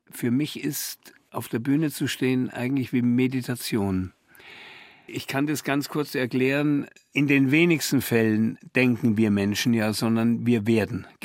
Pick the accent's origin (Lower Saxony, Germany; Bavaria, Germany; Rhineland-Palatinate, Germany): Bavaria, Germany; Komischerweise als Bayer